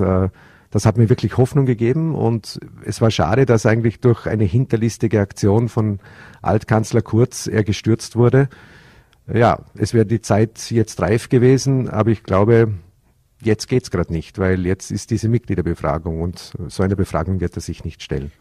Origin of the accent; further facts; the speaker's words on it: Bregenz, Vorarlberg, Austria; in meiner Heimatstadt, in, in der Landeshauptstadt